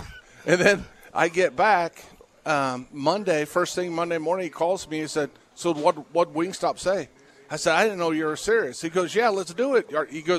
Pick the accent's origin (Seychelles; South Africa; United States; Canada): United States; Maryville, Missouri; moved away; I'm originally from Maryville, Missouri.